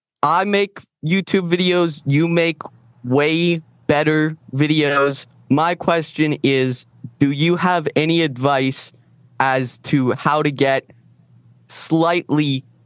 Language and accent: English; Canada; Yeah, I'm not even from Texas. I'm from Canada.